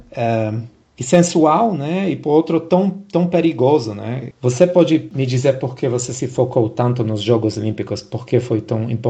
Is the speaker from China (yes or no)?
no; Brasília, Federal District, Brazil; accent: brasiliense; Sim, eu acho que, que tenho um pouco de sotaque brasiliense daqui, né? Da, da, da capital